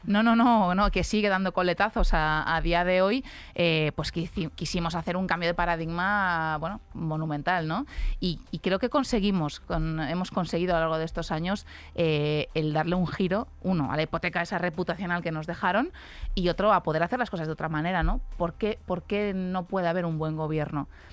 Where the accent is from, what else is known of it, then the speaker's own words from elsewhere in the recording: a town in Alicante province, Valencian Community, Spain; yo que soy de Alicante, de un pueblo de Alicante